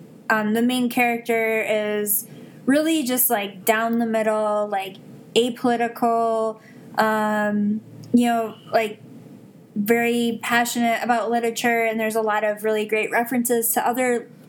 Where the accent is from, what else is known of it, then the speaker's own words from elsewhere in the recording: Midwest, United States; I'm from the Midwest